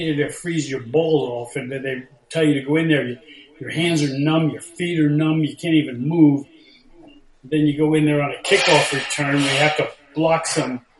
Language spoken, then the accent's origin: English; United States; moved away as an adult; also born or lived in New York / Ithaca, New York / Minnesota / Los Angeles; now in Charleston, South Carolina, United States; I grew up in New Jersey and New York